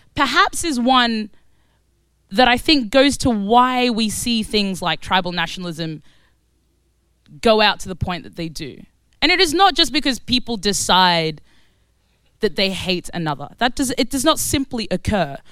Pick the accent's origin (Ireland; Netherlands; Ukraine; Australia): Australia; also born or lived in Khartoum, Sudan; now in London, United Kingdom; So I was born in Sudan. I was born in Khartoum, Sudan. And I grew up in Australia. And I now live in East London